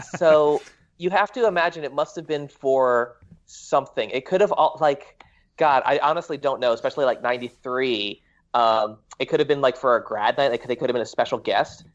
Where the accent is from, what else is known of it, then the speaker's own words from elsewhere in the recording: Florida, United States; moved away as an adult; also born or lived in New York; now in Los Angeles, United States; I was born in Florida